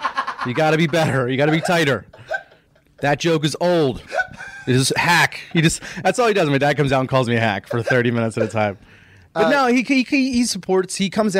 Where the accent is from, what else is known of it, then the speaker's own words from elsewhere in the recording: Philadelphia, Pennsylvania, United States; also born or lived in New York; I grew up in Philadelphia. Yeah. I was born here and born right outside of the city. And then, you know, I kind of stayed here, and now I'm just between here and New York pretty much.